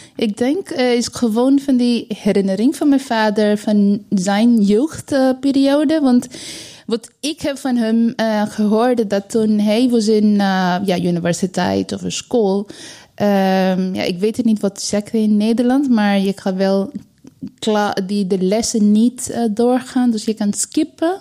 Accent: East India, India; Dutch is a second language; now in Netherlands; mijn ouders, wij komen uit Oost-India

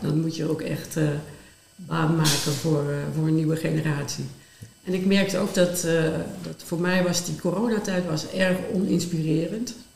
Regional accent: Limburg, Netherlands; moved away; ik kwam uit een klein dorp in Limburg

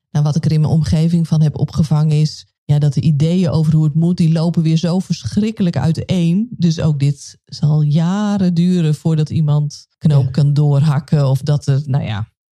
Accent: Nijkerk, Gelderland, Netherlands; ik ben opgegroeid in Paasbos

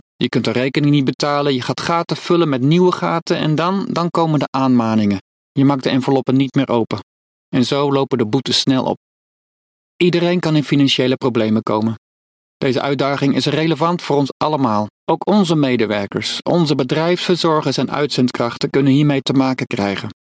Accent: Netherlands; Wij als Nederlanders

